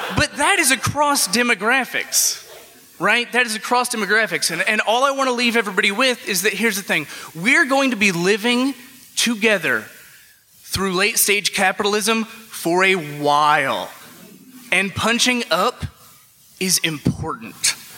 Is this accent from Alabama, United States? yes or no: yes; Alabama, United States; now in Chicago, United States; I moved to Chicago from Alabama